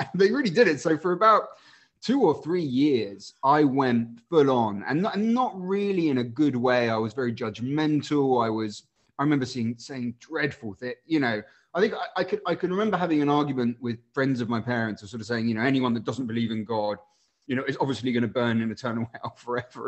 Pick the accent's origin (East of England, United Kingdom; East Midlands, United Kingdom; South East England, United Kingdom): South East England, United Kingdom; Winchester; moved away as an adult; also born or lived in Chile; now in London, United Kingdom; I spent a bunch of time growing up in Winchester um, and also Chile, where my dad was sent for work.